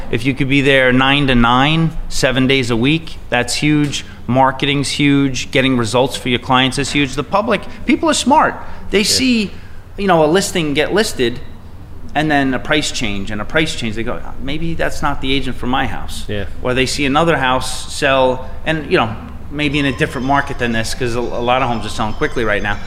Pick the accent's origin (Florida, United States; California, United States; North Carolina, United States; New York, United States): New York, United States; Bayport; also born or lived in Sayville, New York; I grew up in Bayport Blue Point